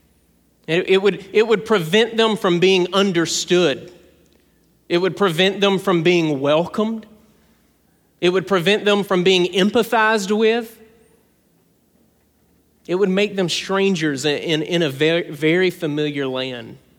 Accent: South Georgia, United States; I'm from South Georgia

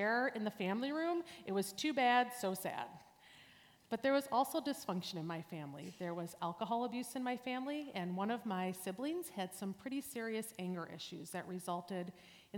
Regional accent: New Berlin, Wisconsin, United States; I grew up near here in New Berlin, and I am one of seven kids

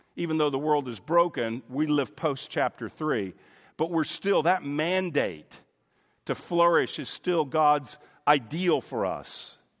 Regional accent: United States; I'm an American

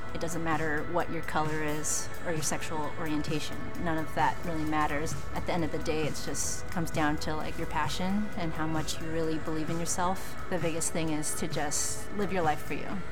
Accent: Louisiana, United States; moved away as an adult; now in Texas, United States; But I'm actually from Louisiana

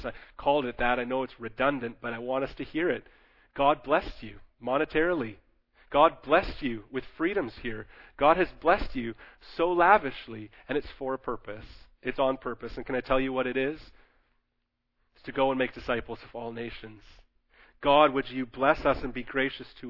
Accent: Canada; as Canadian Christians

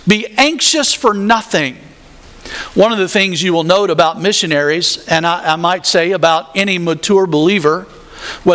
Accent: the South, United States; I grew up in the South

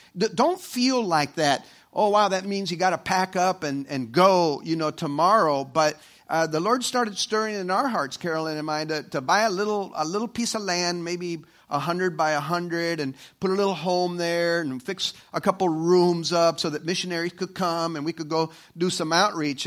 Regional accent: El Salvador; moved away; El Salvador. And that's, uh, uh, you know, my, my, my home country

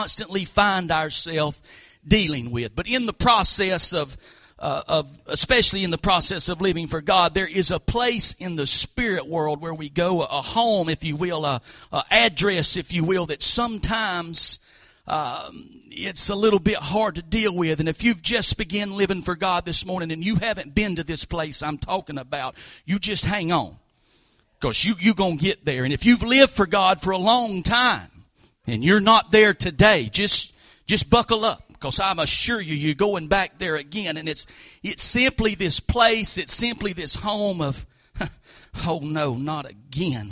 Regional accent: Hatch Bend, United States; spoke the English language a little bit different than I did growing up in Hatch Bend

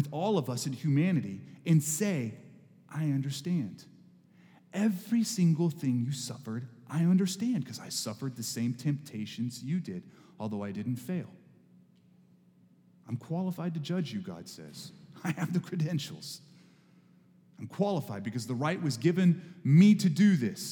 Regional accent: Texas, United States; moved away; I grew up in Texas

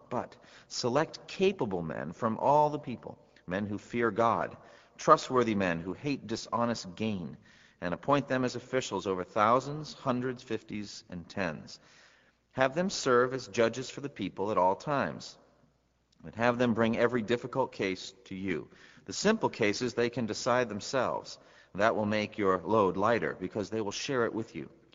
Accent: United States; as an American

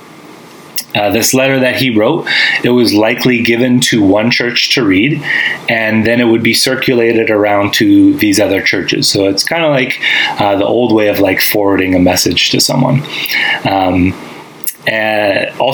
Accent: Winnipeg, Manitoba, Canada; moved away as an adult; I grew up in Winnipeg, Manitoba. That's where I've lived most of my life

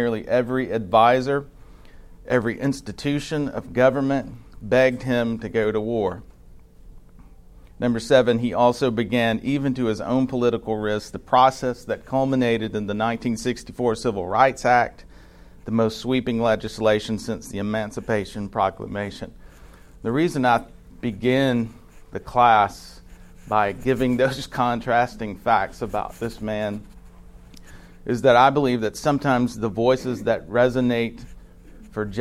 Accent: North Alabama, United States; I grew up in North Alabama

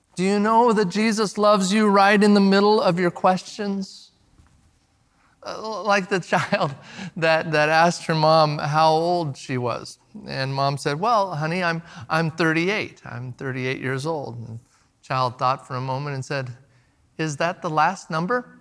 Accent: the Northwest, Pacific Northwest, United States; now we're from the Northwest

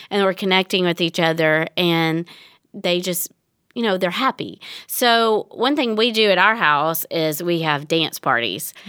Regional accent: Tennessee, United States; I grew up in Tennessee.

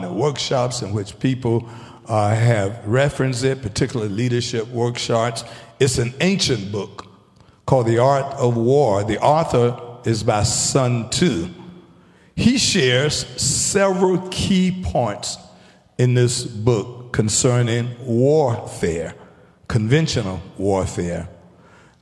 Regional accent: Taylors, South Carolina, United States; I was a young man coming up, growing up in Taylor's.

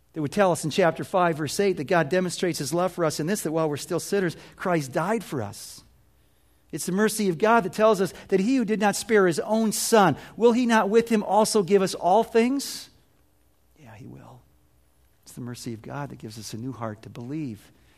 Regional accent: United States

